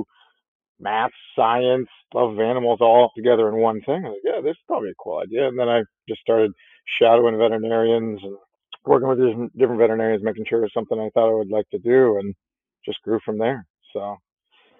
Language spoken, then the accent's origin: English; Midwest, United States; I grew up in the Midwest